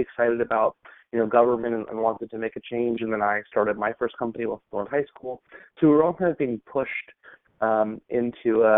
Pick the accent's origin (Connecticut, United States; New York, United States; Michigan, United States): New York, United States; Long Island; I grew up in Long Island, New York